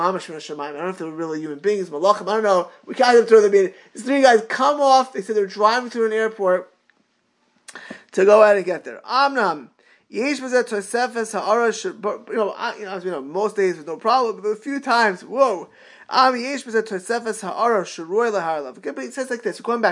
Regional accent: Miami Beach, Florida, United States; growing up in Miami Beach

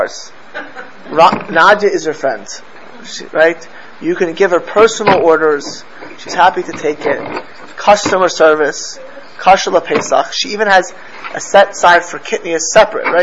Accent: United States; also born or lived in Miami Beach, Florida / Los Angeles, California; where I grew up in Miami Beach

